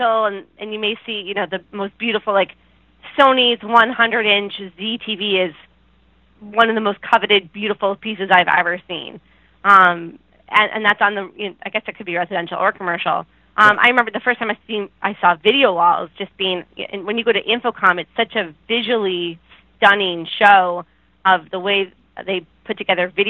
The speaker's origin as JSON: {"language": "English", "town": "Buffalo", "region": "New York", "country": "United States", "said": "when I say I'm from New York, people are like, oh, do you go to the city? No, it's quite far away"}